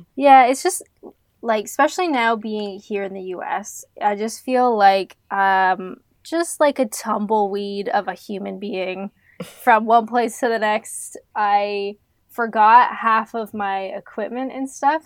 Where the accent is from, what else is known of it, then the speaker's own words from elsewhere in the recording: Canada; moved away as an adult; also born or lived in England; I'm Canadian.